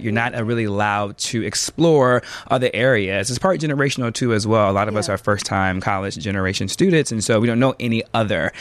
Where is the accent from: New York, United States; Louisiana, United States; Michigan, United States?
Michigan, United States; Lansing; I'm from Lansing, Michigan originally